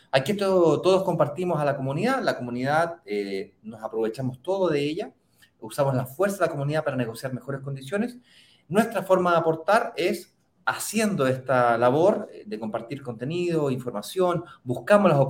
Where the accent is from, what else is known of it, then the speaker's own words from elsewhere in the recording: Santiago, Santiago Metropolitan Region, Chile; desde, Santiago, de Chile, mi ciudad natal